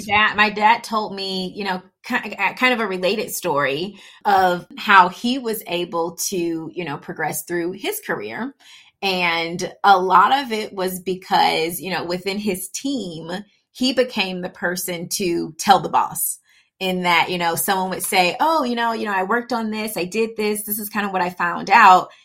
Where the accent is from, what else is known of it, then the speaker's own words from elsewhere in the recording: Atlanta, Georgia, United States; first language English; I grew up for the most part in Atlanta